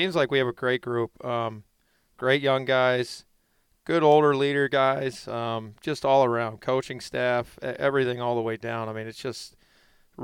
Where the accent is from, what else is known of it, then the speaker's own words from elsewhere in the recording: Pittsburgh, Pennsylvania, United States; growing up in Pittsburgh as a kid.